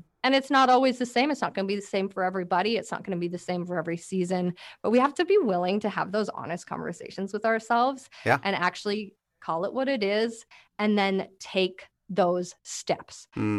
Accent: Langley, British Columbia, Canada; I'm from Langley, by the way. I live in Langley.

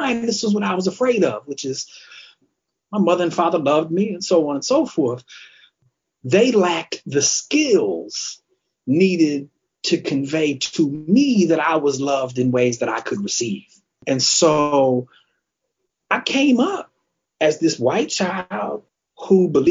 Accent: Kalamazoo, Michigan, United States; I'm originally from Kalamazoo, Michigan, which is a small city

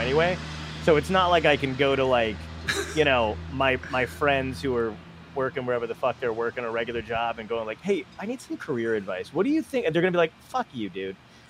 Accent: New York City, New York, United States; moved away; I'm from Borough Park, so there you go. I'm born in Brooklyn, lived there for a little bit.

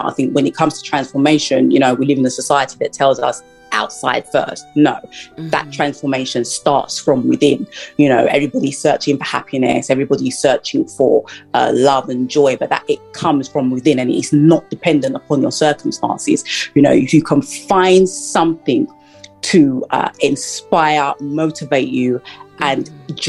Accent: United Kingdom; also born or lived in Florida, United States; I'm from the United Kingdom, and after I graduated from university here

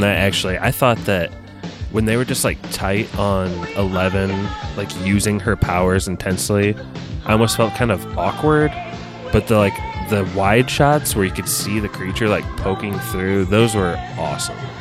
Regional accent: Indiana, United States; we're from the Hoosier State.

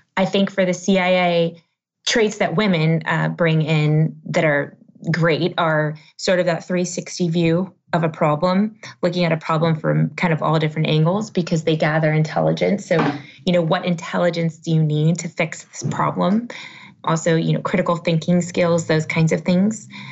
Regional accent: United States; being American

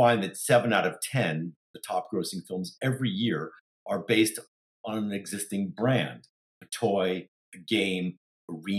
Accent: New York, United States; moved away as an adult; also born or lived in Palo Alto; now in Los Angeles, United States; I am from New York, and probably planted the theater seed when I was growing up in New York.

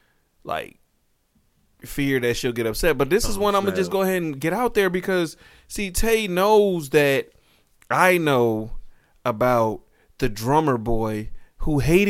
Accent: Riverdale, United States; also born or lived in Boston; I'm from Riverdale, but you know, I was back and forth between Boston and everything else, so my accent doesn't come through like that.

